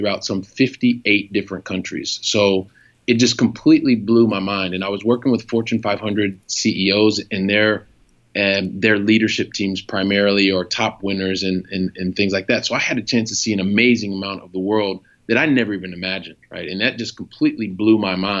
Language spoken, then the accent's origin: English; Columbus, Ohio, United States; also born or lived in Paris, France / Montpellier, France / Italy; now in Barcelona, Spain; a guy from Columbus, Ohio ends up making it here to Barcelona, Spain